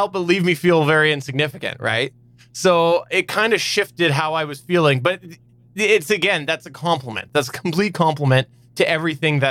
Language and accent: English; Canada; I'm Canadian too